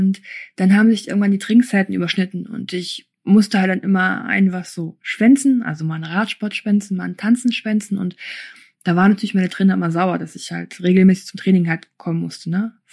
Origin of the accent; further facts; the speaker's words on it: Germany; also born or lived in Kyrgyzstan / Erfurt; Ich war ein halbes Jahr alt.